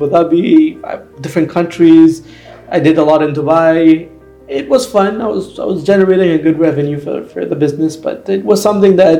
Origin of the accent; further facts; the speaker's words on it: Canada; I was born in Canada